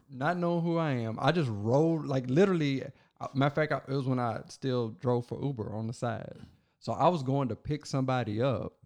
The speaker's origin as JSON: {"language": "English", "area": "Logan County", "region": "Kentucky", "country": "United States", "tie": "born or raised there", "said": "my hometown, where I was born"}